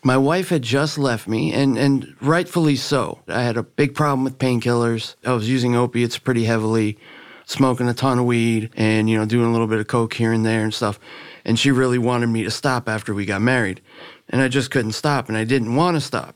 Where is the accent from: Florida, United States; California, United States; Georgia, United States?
Florida, United States; Miami; also born or lived in Virginia; I grew up in Miami. You know, I was born in Virginia, but we moved down to, to Miami when I was in second grade